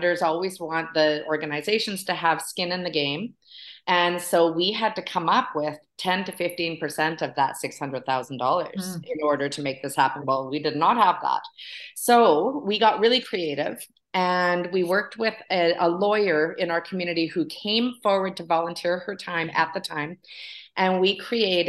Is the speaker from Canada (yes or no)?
yes; Vancouver Island, British Columbia, Canada; moved away as an adult; also born or lived in Haida Gwaii, Canada; now in Huntsville, Canada; I was raised on Vancouver Island, and then I lived up in Haida Gwaii for 20 years before I moved here.